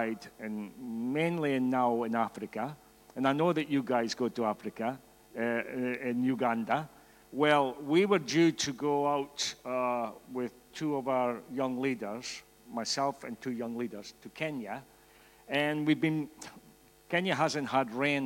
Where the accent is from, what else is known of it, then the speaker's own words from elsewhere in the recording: Scotland, United Kingdom; accent: Scottish; I'm Scottish, in case you didn't get the accent